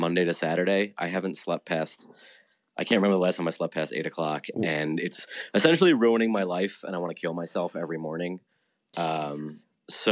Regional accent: United States; I'm from the States

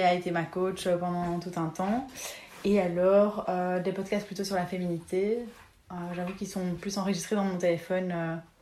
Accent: Belgium; on est belge

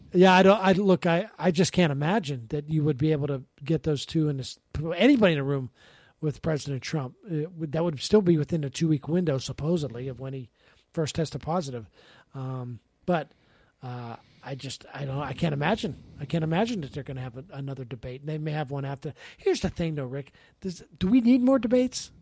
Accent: Pittsburgh, Pennsylvania, United States; moved away; I grew up in Pittsburgh

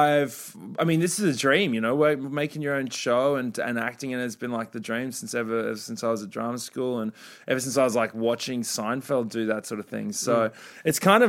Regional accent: Australia; my years growing up in Australia

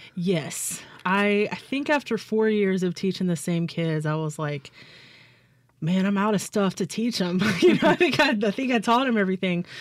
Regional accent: Clinton, Mississippi, United States; also born or lived in Baldwyn, Mississippi / Booneville, Mississippi / Hattiesburg, Mississippi; I grew up in Clinton, Mississippi.

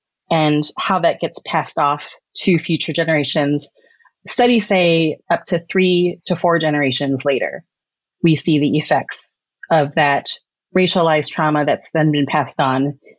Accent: Texas, United States; born there; go back to where you came from, even though I was born in Texas. I was like, I guess I can go back to Texas.

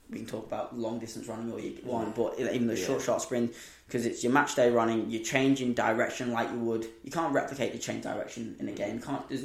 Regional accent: England, United Kingdom; Saying I'm the English one.

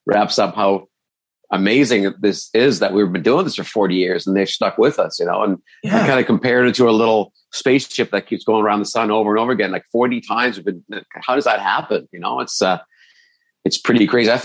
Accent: Burlington, Ontario, Canada; also born or lived in Toronto; that's where we were from, some suburban Burlington

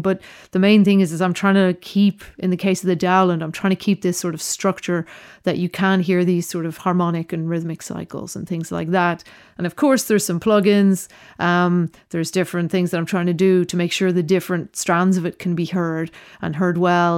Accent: Dublin, Leinster, Ireland; also born or lived in Berlin / New York / Venice / Roscommon; now in London, United Kingdom; I was born in Dublin, uh, grew up in Dublin

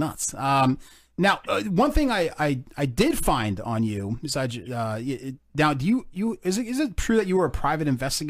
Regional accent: New Jersey, United States; we're from Jersey here.

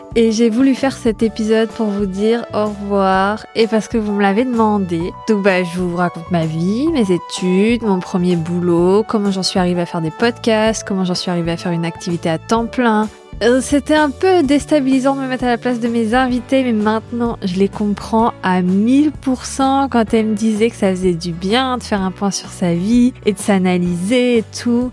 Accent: Normandy, France; je viens de Normandie, dans un petit village euh, autour de ma maison, il n'y a que des champs

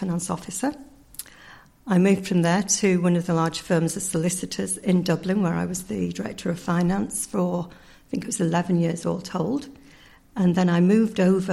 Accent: Yorkshire and the Humber, United Kingdom; moved away as an adult; now in Ireland; I'm originally from the north of England, or the Republic of Yorkshire, as we call it, if we are from Yorkshire

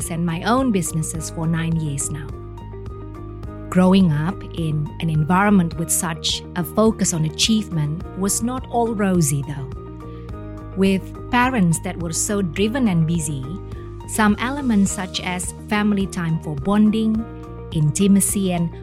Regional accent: Indonesia; moved away; I grew up in Indonesia

